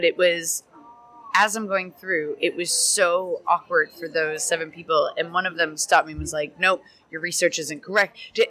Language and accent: English; Ireland; No, like born and raised in Ireland.